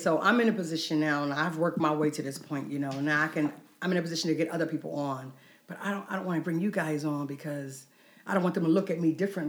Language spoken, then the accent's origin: English; Philadelphia, Pennsylvania, United States; moved away; I'm from Philly